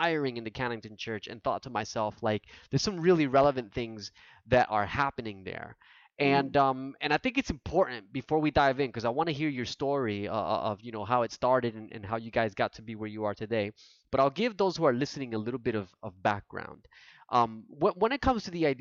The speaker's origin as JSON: {"language": "English", "region": "New Jersey", "country": "United States", "tie": "born or raised there", "said": "my family's from Puerto Rico, but like I was born and raised in New Jersey"}